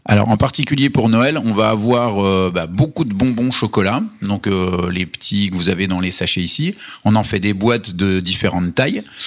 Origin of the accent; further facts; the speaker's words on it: Vosges, Grand Est, France; comme on est originaire des Vosges, on tient à notre identité euh, vosgienne